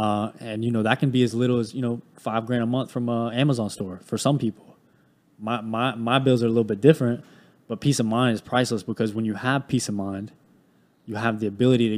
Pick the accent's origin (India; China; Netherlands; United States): United States; High Point, North Carolina; Yeah, so I grew up in High Point, North Carolina. It's a very small, well, not small town, but it's a very low income area.